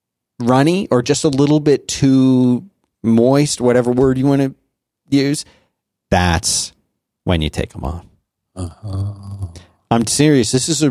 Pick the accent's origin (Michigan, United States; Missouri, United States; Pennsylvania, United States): Pennsylvania, United States; Abington; Right by Germantown, Abington.